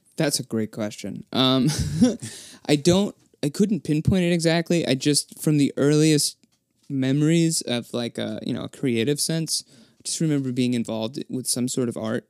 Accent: Gloucester, Massachusetts, United States; also born or lived in Worcester; now in Boston, United States; I was born in Gloucester, Massachusetts

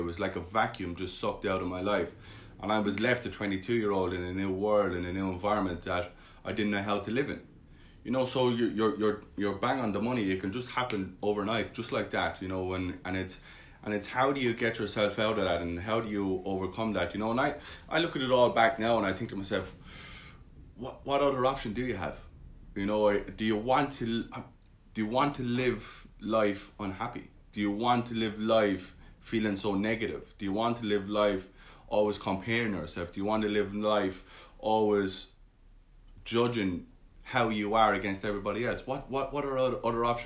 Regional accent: Ireland; as Irish people

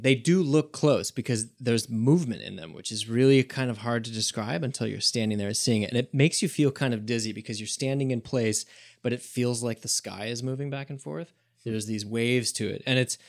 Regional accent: Michigan, United States; I'm from Northern Michigan, not the Upper Peninsula, but Northern Michigan.

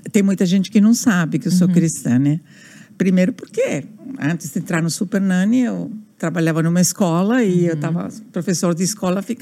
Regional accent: Buenos Aires, Argentina; Portuguese is a second language; moved away as an adult; now in Brazil; eu nasci na Argentina, sim, em Buenos Aires, uhum. sou portenha

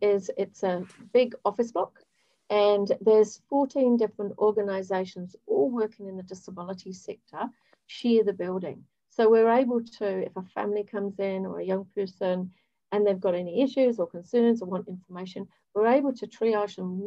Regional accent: Hemel Hempstead, East of England, United Kingdom; moved away as an adult; also born or lived in Ealing / Bournemouth; now in New Zealand; I was born in Ealing, grew up in Hemel Hempstead, which is just outside of London.

